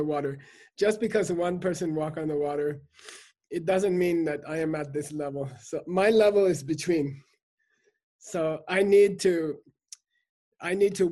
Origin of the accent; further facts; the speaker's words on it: Germany; my family, we grew up eating meat because we come from Germany